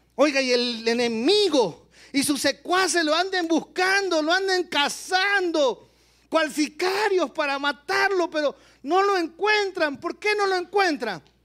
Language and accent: Spanish; Guayaquil, Guayas, Ecuador; mi tierra, Guayaquil, Ecuador